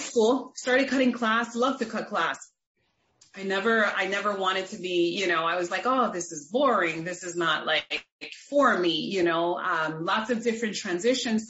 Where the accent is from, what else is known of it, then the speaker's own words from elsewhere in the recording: New York City, New York, United States; I grew up in the Bronx, New York City, in the Bronx, with a single mom